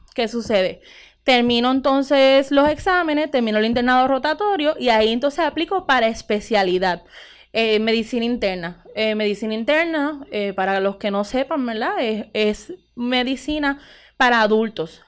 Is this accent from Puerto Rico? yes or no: yes; Utuado, Puerto Rico; moved away as an adult; also born or lived in Mayagüez; soy de aquí, nacida y criada en Utuado